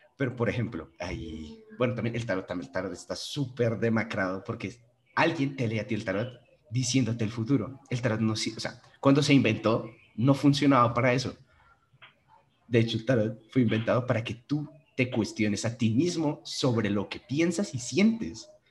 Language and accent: Spanish; Panama; yo nací en Panamá